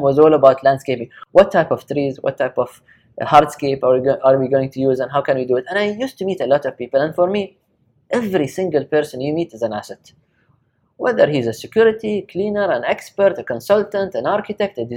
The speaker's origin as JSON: {"language": "English", "region": "Sharjah", "country": "United Arab Emirates", "also_born_or_lived": "Japan", "said": "Sharjah is my place. I'm from Sharjah"}